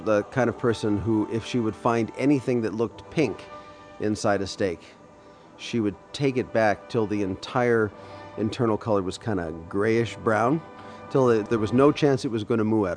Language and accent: English; Poughkeepsie, New York, United States; moved away; also born or lived in Brevard, North Carolina / Furman, South Carolina; I'm from Poughkeepsie